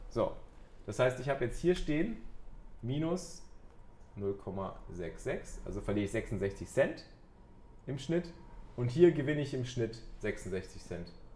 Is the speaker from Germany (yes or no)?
yes; Cologne, North Rhine-Westphalia, Germany; als, Kölsche, als Kölsche Jungs